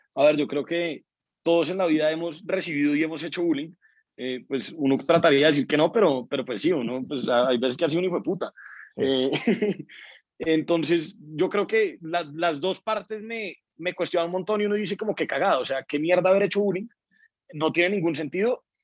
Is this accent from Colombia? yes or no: yes; Colombia; como colombianos